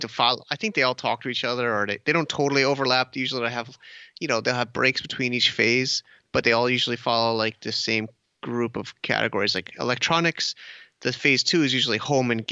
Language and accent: English; United States; moved away as an adult; also born or lived in New York; now in China; I'm American myself